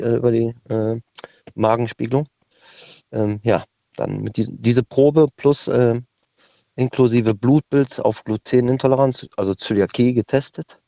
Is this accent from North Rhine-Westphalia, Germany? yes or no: yes; Cologne, North Rhine-Westphalia, Germany; Ich komme zwar aus Köln